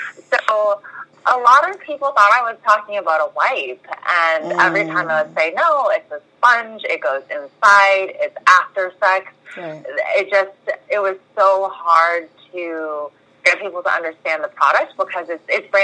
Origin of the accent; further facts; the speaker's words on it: Bay Area, California, United States; now in Southern California, United States; We're in Southern California, but I am from the Bay Area.